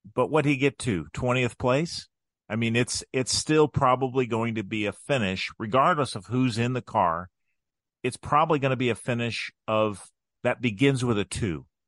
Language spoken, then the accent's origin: English; Crawfordsville, Indiana, United States; also born or lived in Frankfort, Indiana; growing up in Crawfordsville